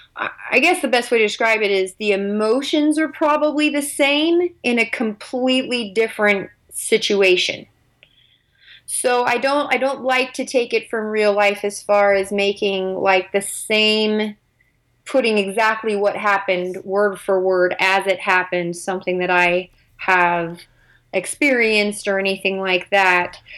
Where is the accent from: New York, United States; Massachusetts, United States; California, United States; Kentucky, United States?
California, United States; now in Utah, United States; I grew up in California. Currently live in Utah